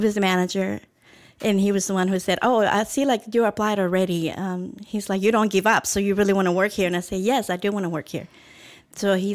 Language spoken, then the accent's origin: English; El Salvador; moved away as an adult; also born or lived in Los Angeles; now in Houston, United States; I was born in El Salvador July 5th. 1977, and I came to Los Angeles when I was 18